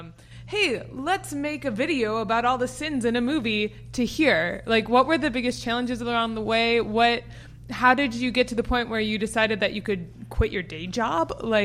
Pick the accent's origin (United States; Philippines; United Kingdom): United States; Detroit, Michigan; I'm from Michigan